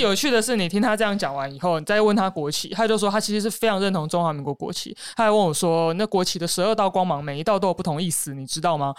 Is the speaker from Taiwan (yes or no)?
yes; Taiwan; 因为那个群里面只有我是台湾人